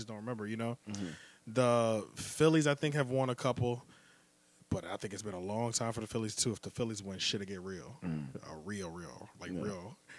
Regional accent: Philadelphia, Pennsylvania, United States; My hometown was in the Super Bowl against our arched enemies.

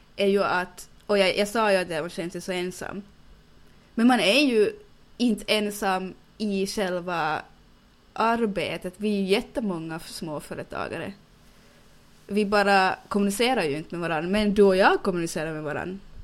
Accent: Finland; accent: Finland-Swedish; jag kan inte bli någonting här i Finland, att jag är född på fel ställe och speciellt eftersom jag är finlandssvensk

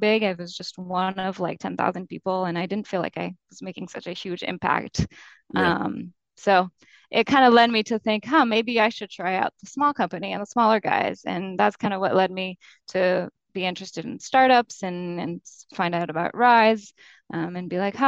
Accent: France; moved away as an adult; also born or lived in London; now in Boston, United States; I'm from France and I did the first few years of college in France.

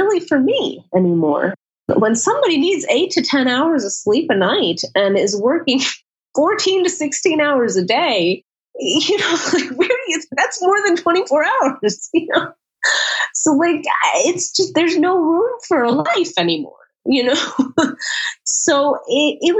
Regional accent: United States; as an American woman

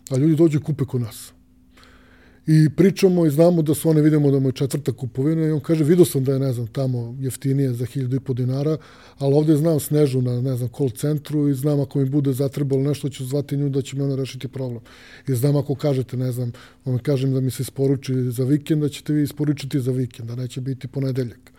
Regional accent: Belgrade, Serbia; kod nas u Beograd

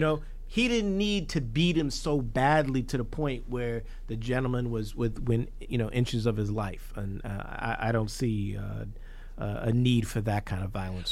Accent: New York City, New York, United States; I grew up in Hollis, Queens

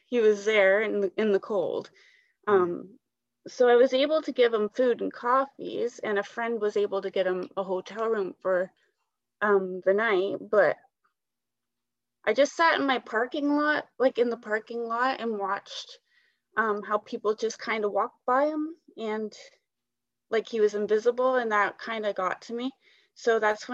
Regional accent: Brockville, Ontario, Canada; I'm just a person that's been born and raised in Brockville.

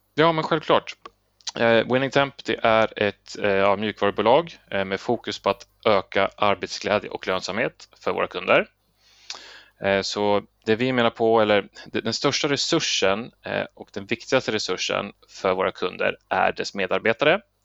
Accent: Sweden; vi svenskar

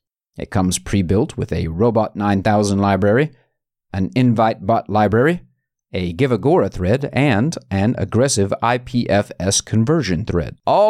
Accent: Georgia, United States; I come from Georgia, where we just call them stores.

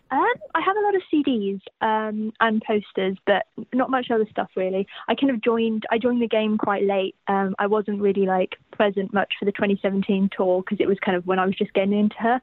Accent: United Kingdom; I was born in Great Britain

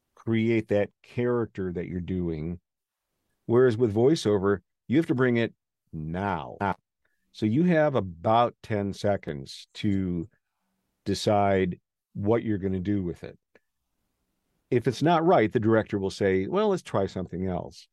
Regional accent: Wausau, Wisconsin, United States; moved away; I grew up in Wausau

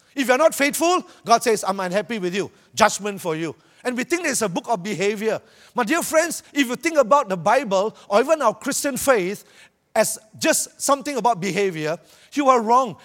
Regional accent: Malaysia; I'm from Malaysia

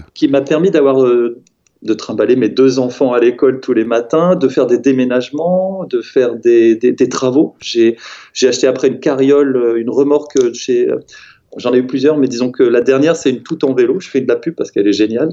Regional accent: Strasbourg, Grand Est, France; moved away; also born or lived in Paris; je viens de Strasbourg

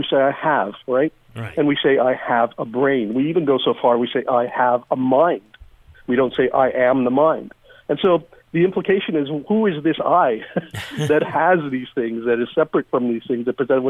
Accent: Iran; moved away; I'm an immigrant from Iran. My family came here during the revolution. Wasn't a fun time.

